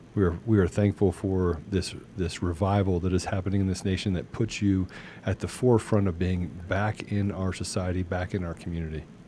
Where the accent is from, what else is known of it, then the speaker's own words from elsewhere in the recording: Washington, District of Columbia, United States; I grew up in Washington D.C.